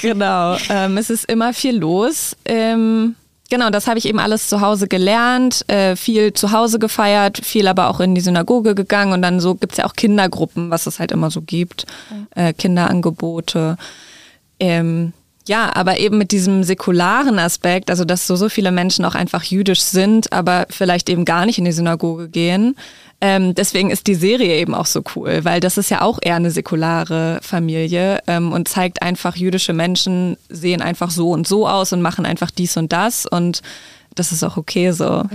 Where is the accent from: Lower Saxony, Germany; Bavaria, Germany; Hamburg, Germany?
Lower Saxony, Germany; Hanover; Ich komme aus Hannover ursprünglich